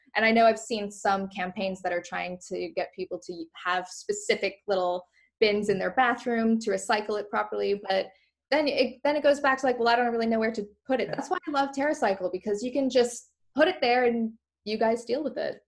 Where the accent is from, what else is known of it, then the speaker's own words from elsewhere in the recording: Canada; moved away; I grew up in Canada